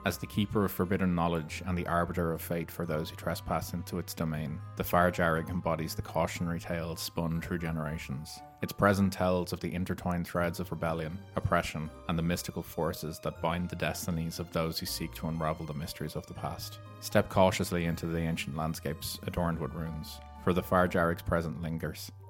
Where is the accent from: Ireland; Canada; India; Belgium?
Ireland; I obviously know about it being Irish, it's kind of something that we're aware